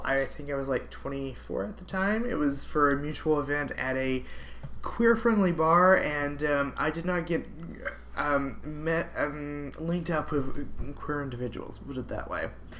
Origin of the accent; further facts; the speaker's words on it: Georgia, United States; moved away as an adult; also born or lived in Alabama; now in Washington, D.C., United States; I am from Alabama and Georgia. I claim both of them because I grew up in Alabama, but went to elementary school and high school in Georgia, but then also went to grad school in Georgia, but was an undergrad in Alabama.